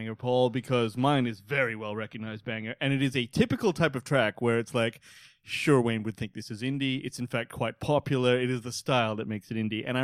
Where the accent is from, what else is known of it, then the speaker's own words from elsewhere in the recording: Singapore; I'm from Singapore